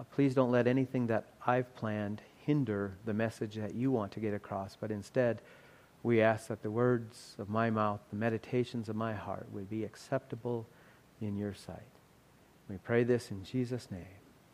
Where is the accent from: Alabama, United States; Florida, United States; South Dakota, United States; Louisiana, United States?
South Dakota, United States; we're from South Dakota.